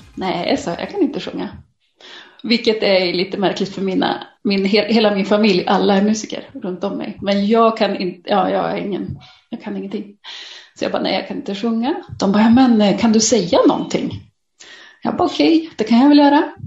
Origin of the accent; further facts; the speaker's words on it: Norrland, Sweden; jag kommer från Norrland